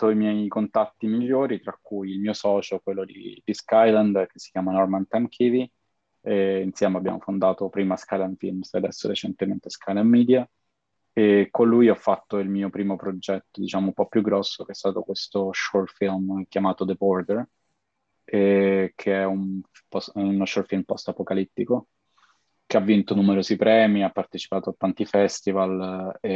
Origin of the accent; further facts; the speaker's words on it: Rome, Lazio, Italy; nato e cresciuto a Roma e a Roma diciamo eh, ho mosso i miei primi passi in questo ambito lavorativo